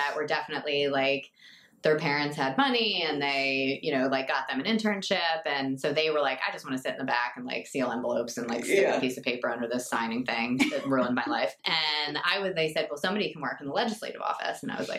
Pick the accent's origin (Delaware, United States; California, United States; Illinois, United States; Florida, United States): Delaware, United States; I'm from a Delawarean. I grew up in Delaware.